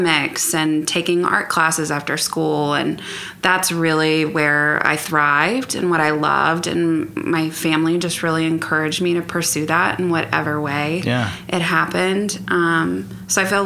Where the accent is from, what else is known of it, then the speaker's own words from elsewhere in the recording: Oklahoma City, Oklahoma, United States; Born and raised here in Oklahoma City